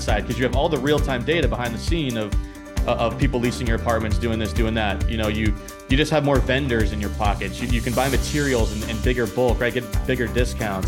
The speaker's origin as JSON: {"language": "English", "region": "New Hampshire", "country": "United States", "tie": "born or raised there", "moved": "yes", "lives_now": "Boston, United States", "said": "I grew up in New Hampshire, you know, live in Boston now"}